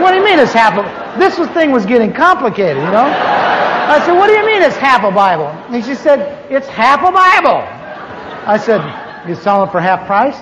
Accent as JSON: {"language": "English", "town": "Anaheim", "region": "California", "country": "United States", "tie": "born or raised there", "also_born_or_lived": "Midwest", "said": "I grew up here in Anaheim. I moved here from the mid, in the mid, from the Midwest in 1946"}